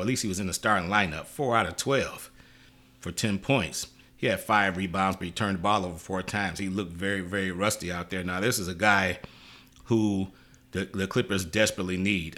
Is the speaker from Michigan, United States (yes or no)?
yes; Detroit, Michigan, United States; now in Los Angeles, United States; Detroit's my hometown. I'm a L A guy, but Detroit is my hometown.